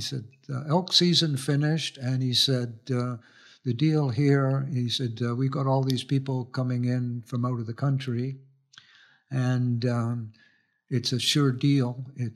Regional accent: Winnipeg, Manitoba, Canada; I was growing up in Winnipeg, it's an interesting province

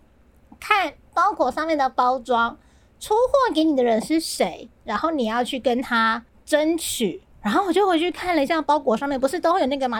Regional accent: southern Taiwan, Taiwan; 我是南部人嘛，我们都会去新爵江或是旧爵江

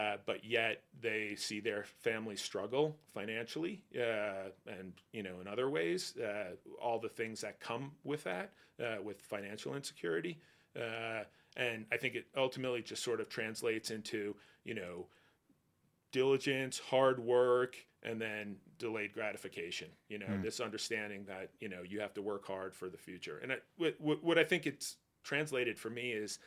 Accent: Northern New Jersey, United States; I grew up in Northern Jersey

